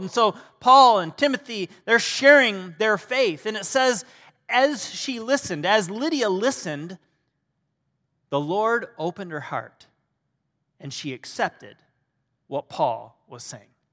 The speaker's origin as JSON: {"language": "English", "region": "Michigan", "country": "United States", "tie": "born or raised there", "said": "I grew up in Michigan"}